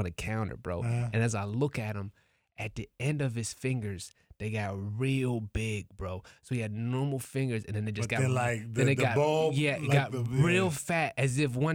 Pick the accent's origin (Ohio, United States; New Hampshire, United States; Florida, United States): Ohio, United States; I'm from Ohio